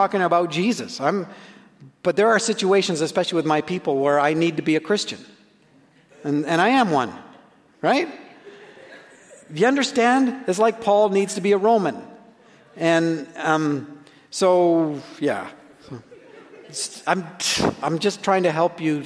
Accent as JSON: {"language": "English", "country": "Canada", "said": "I'm a Canadian"}